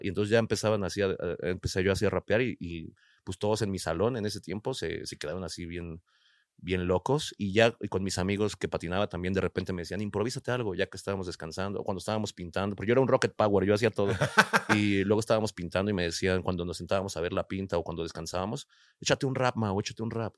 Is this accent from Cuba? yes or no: no; Nezahualcóyotl, State of Mexico, Mexico; de Nesa